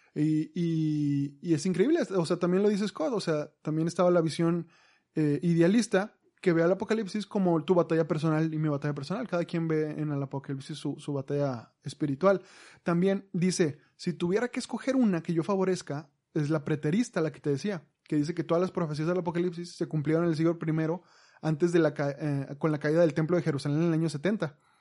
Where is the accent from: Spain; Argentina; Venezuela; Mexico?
Mexico; Nosotros como mexicanos